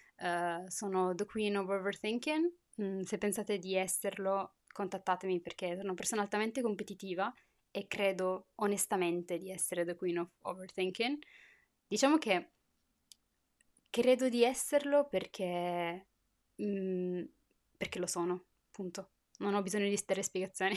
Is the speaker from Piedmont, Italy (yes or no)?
yes; Turin, Piedmont, Italy; moved away as an adult; also born or lived in Morocco (heritage); now in France; sono nata a Torino.